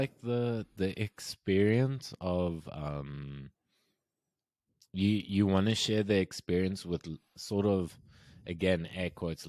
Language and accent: English; Cape Town, Western Cape, South Africa; I think growing up in Cape Town, because we were blessed, man. Cape Town's beautiful. Cape Town's the only beautiful city in South Africa.